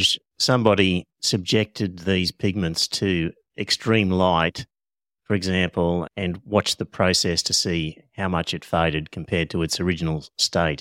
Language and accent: English; Australia; first language English; I'm Australian, so I only speak one language, which is English